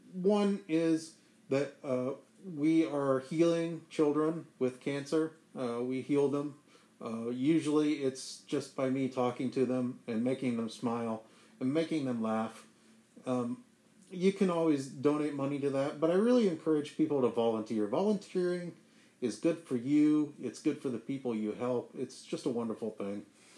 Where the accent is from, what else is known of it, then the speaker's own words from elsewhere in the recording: Boston, Massachusetts, United States; I grew up in Boston. Have a lot of family there.